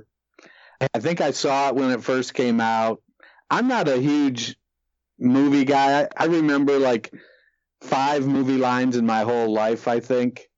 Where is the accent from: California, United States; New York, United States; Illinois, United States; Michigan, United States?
Michigan, United States; central; moved away; I grew up in Michigan, and so I'd move to Michigan in a heartbeat. I grew up out in the country in central Michigan